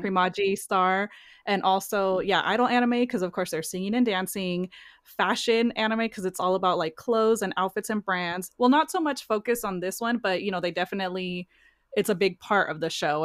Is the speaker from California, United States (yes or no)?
yes; near the Bay Area, California, United States; born and raised in California, kinda near the Bay Area